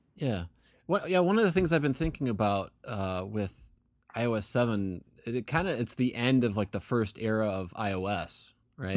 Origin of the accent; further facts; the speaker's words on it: Western New York, United States; I grew up in Western New York